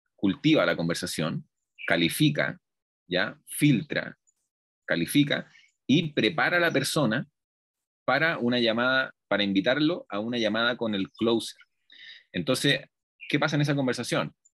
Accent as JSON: {"language": "Spanish", "country": "Chile", "tie": "born or raised there", "moved": "as an adult", "lives_now": "Colombia", "said": "yo soy chileno, y he vivido toda mi vida en Chile, pero hace aproximadamente ya un año me vine a ir a Colombia"}